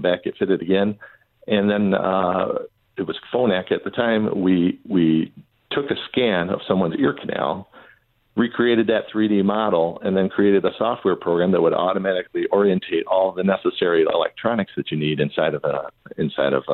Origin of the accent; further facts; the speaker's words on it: Southeast Michigan, United States; I grew up in Southeast Michigan